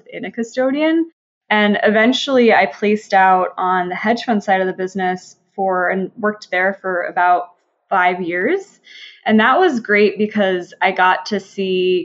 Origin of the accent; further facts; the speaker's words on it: Minnesota, United States; moved away; I'm from Minnesota originally, born and raised